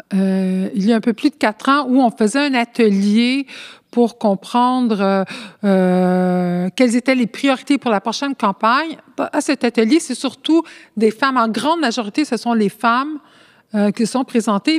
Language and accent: French; Montreal, Quebec, Canada; first language Spanish; French is a second language; je suis née ici à Montréal.